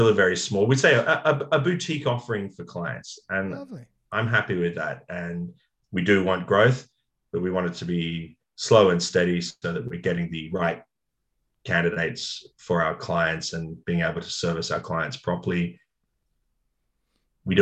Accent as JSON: {"language": "English", "town": "Sydney", "region": "New South Wales", "country": "Australia", "tie": "born or raised there", "said": "I grew up in the North Shore and I went to North Sydney Boys High and lived in Kirribilli"}